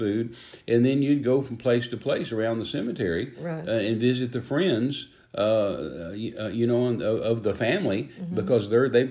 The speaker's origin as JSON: {"language": "English", "region": "Texas", "country": "United States", "tie": "born or raised there", "moved": "yes", "lives_now": "Oklahoma, United States", "said": "I was raised in Texas"}